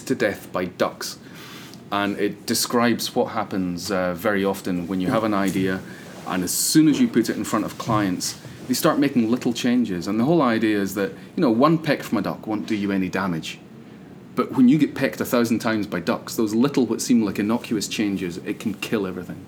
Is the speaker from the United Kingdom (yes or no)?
yes; Scotland, United Kingdom; I come from Scotland